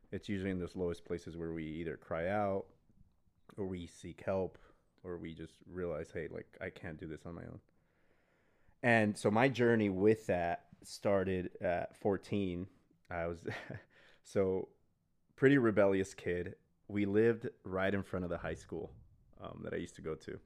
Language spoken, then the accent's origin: English; El Paso, Texas, United States; I grew up in El Paso, Texas